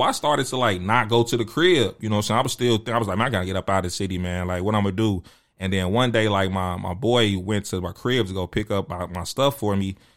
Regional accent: Chicago, Illinois, United States; me being from Chicago and, and growing up in the Jordan era

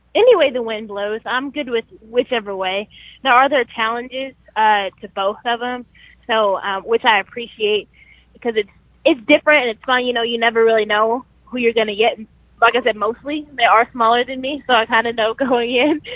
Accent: Sherwood, Arkansas, United States; moved away as an adult; now in Atlanta, United States; in Sherwood, Arkansas, which is great because I guess that was in my hometown

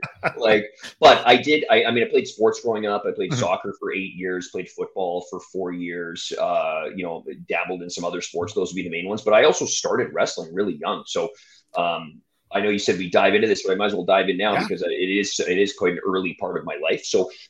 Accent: Alberta, Canada; moved away; I'm from Alberta originally

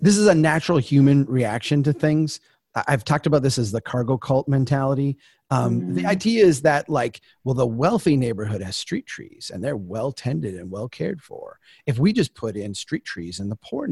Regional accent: Brainerd, Minnesota, United States; my hometown of Brainerd is a old railroad town

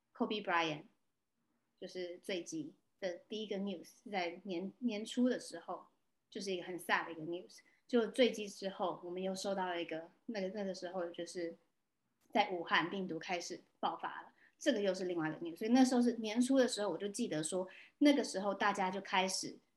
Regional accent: Taiwan; moved away; also born or lived in California, United States; 我回来台湾的时候 我很想我家乡，我跟我的家人几乎两年跨没见面了

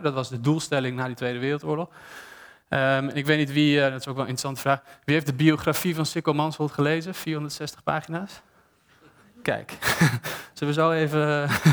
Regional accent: Amsterdam, North Holland, Netherlands; ik ben stedeling, ik ben geboren en getogen in Amsterdam

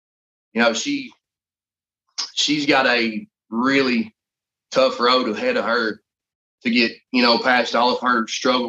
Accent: Sparta, Tennessee, United States; I was born and raised here in Sparta, Tennessee. I'm a veteran. I'm also a father.

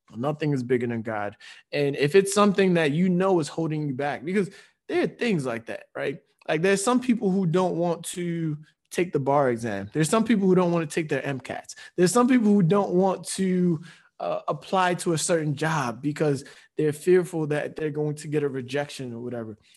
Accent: Nigeria; with us being Nigerian, it's the Nigerian way, too

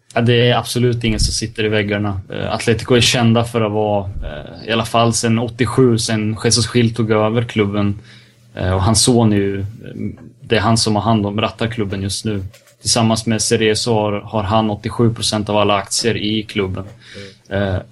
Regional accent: Serbia; jag är serb också

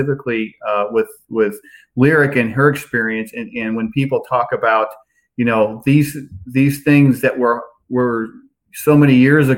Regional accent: West Central Illinois, United States; now in Charlottesville, United States; I live in Charlottesville now, and I grew up in West Central Illinois

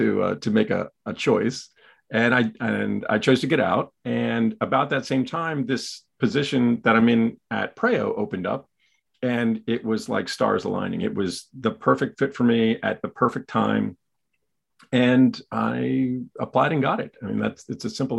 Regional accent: York, Pennsylvania, United States; I am from York, Pennsylvania

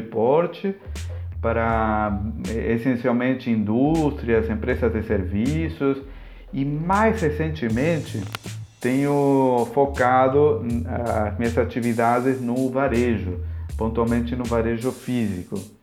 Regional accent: Argentina; Portuguese is a second language; now in Palhoça, Brazil; sou argentino, há quase 20 anos que moro aqui no Brasil, mais pontualmente na cidade de Palhoça, em Santa Catarina

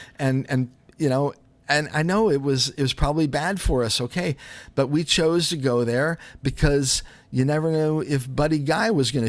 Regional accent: Chicago, Illinois, United States; But anyway, I grew up in Chicago, and we would go into these little jazz and blues clubs

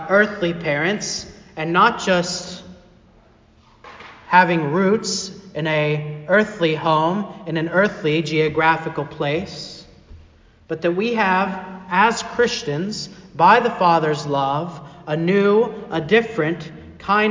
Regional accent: Arkansas, United States; moved away as an adult; also born or lived in Chicago, Illinois / Fort Wayne, Indiana / Pennsylvania; I grew up in Arkansas

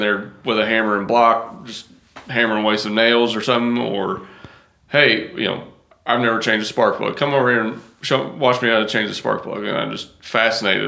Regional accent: Wilmore, Kentucky, United States; now in Western New York, United States; I'm originally from Wilmore, Kentucky. And that's yeah. where we're moving back

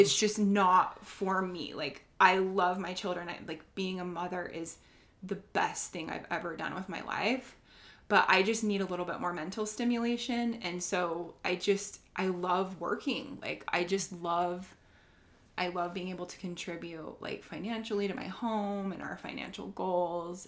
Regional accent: Sandy, Utah, United States; also born or lived in Cottonwood Heights, Utah; now in Draper, United States; I've grown up in Utah my whole life

